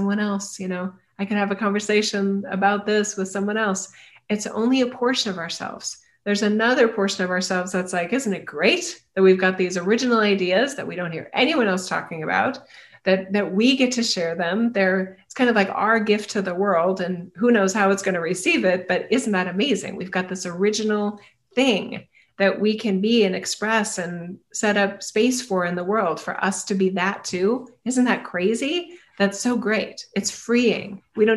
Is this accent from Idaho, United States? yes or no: yes; Idaho, United States; I'm from Idaho.